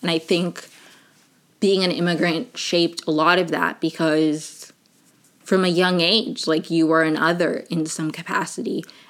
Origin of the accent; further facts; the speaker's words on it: Maryland, United States; also born or lived in Venezuela; I'm originally from Venezuela, but I grew up in Maryland right outside of DC.